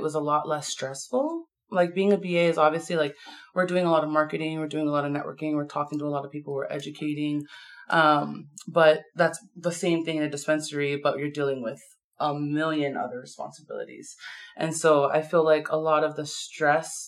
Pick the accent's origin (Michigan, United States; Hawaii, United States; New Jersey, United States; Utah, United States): Hawaii, United States; Maui; moved away; I'm from Maui